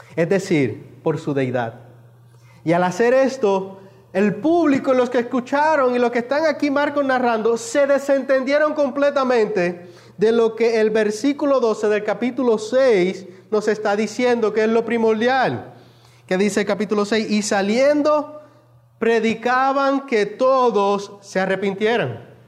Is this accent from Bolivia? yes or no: no; Puerto Rico; los que somos puertorriqueños